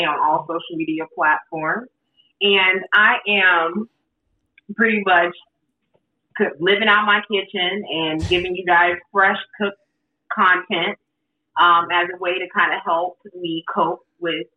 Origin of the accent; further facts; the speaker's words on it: Atlanta, Georgia, United States; now in Los Angeles, United States; I'm from Atlanta